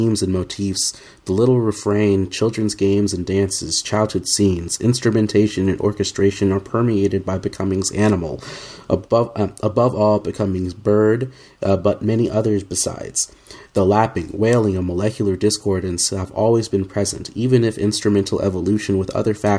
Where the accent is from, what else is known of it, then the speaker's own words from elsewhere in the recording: Oklahoma, United States; growing up in Oklahoma in the Southern Baptist household